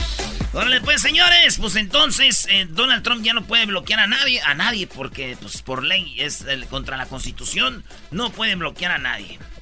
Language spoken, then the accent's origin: Spanish; Michoacán, Mexico; moved away; Somos de Michoacán, nomás pasamos por Guadalajara